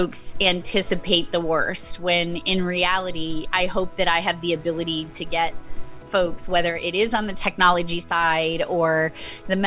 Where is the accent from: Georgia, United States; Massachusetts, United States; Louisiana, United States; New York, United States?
Massachusetts, United States; my home state